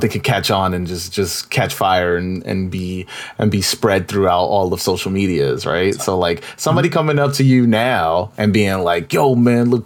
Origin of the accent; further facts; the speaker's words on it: New York, United States; I've been in New York all my life.